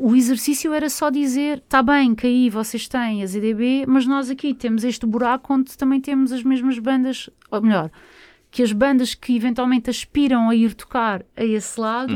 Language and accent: Portuguese; Barreiro, Setúbal, Portugal; Eu sou do Barreiro